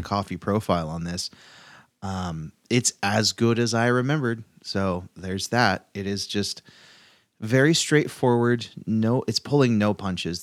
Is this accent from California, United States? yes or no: yes; Chico, California, United States; in my hometown